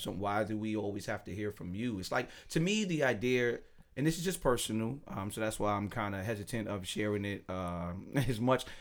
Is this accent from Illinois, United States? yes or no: yes; Chicago, Illinois, United States; I'm from Chicago.